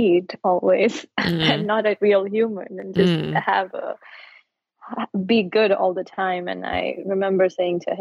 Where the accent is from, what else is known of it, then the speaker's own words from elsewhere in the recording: India; moved away as an adult; now in United States; And I grew up in India